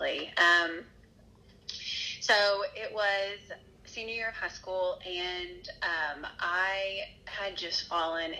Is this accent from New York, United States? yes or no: no; Nashville, Tennessee, United States; moved away as an adult; now in West Tennessee, United States; I'm originally from Nashville. I actually grew up there